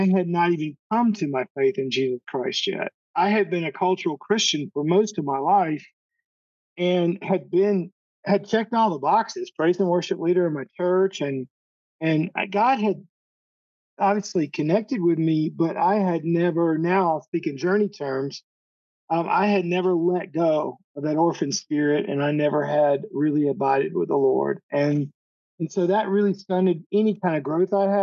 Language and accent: English; Monroe, Georgia, United States; first language English; moved away as an adult; also born or lived in Atlanta, Georgia; now in Costa Rica; I grew up a little outside of Atlanta, east of Atlanta, a little town called Monroe, Georgia, right next to Athens, Georgia